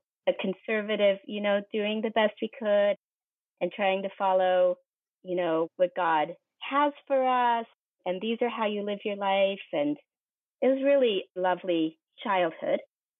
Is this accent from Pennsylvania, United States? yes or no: no; Western Colorado, United States; moved away as an adult; now in Afghanistan; I'm from Colorado. I'm from the western side of Colorado in the Rocky Mountains. It's rural, it's ranch country. It's absolutely the most beautiful place in the world to be from. I grew up there with deep roots in this little small mountain town.